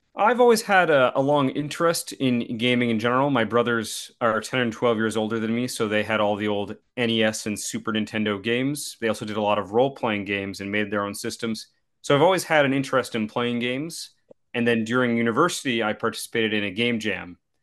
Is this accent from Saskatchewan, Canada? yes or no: yes; Saskatchewan, Canada; I'm from Saskatchewan, which is, uh, a middle province, the flat part